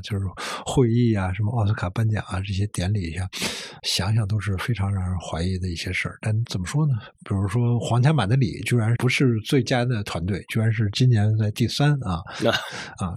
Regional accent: Beijing, China; 我小时候生活在一个工厂宿舍区，啊。然后工厂宿舍区里面有一个 球星，叫王东兴还是叫什么？是，当时北京队后卫啊

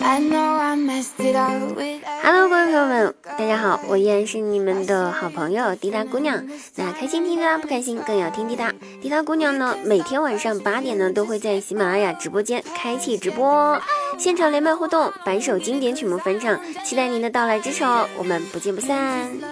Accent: China; 我们中国人

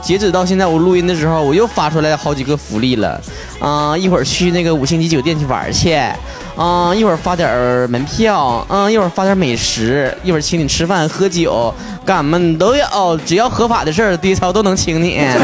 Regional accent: Northeast China, China; accent: Northeastern Mandarin; 我们东北人

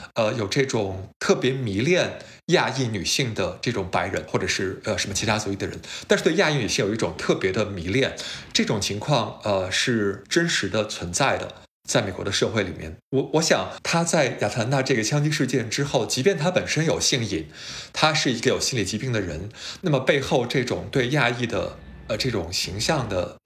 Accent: China; moved away as an adult; now in United States; 我们这种成年以后才来到美国读书的人，可能就是我们本身在中国成长的环境里面

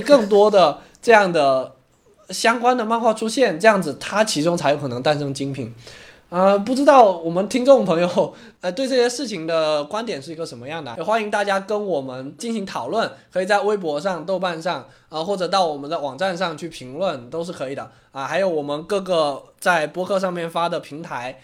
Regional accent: China; 在我们中国人看来

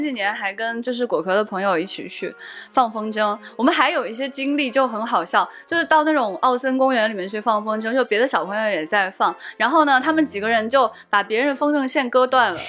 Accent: Xi'an, Shaanxi, China; 我们西安感觉也有这个说法

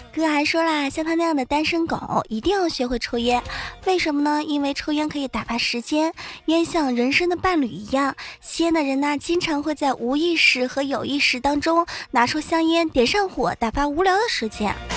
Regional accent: Wenzhou, Zhejiang, China; 作为一个温州人

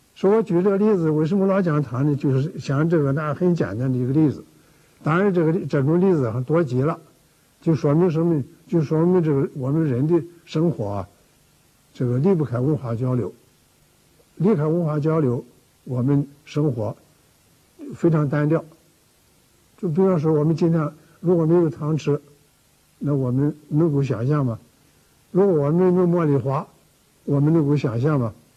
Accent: China; 我们中国人

